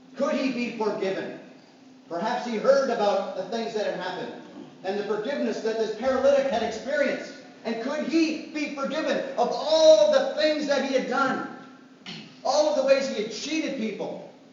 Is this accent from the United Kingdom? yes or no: no; Canada; I'm Canadian.